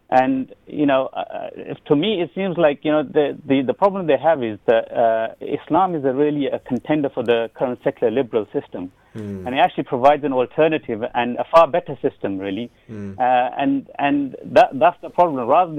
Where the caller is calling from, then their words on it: Luton, East of England, United Kingdom; Walaikum assalam. … from Luton.